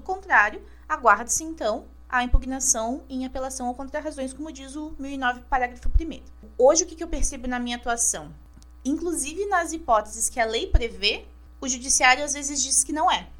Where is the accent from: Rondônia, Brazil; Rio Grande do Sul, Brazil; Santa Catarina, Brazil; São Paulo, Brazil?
Santa Catarina, Brazil; Caçador; moved away as an adult; now in Florianópolis, Brazil; Eu nasci em Caçador, meio oeste catarinense, com muito orgulho. E aos 18 anos, eu decidi então cursar direito na Universidade Federal de Santa Catarina, aqui na UFSC, em Florianópolis.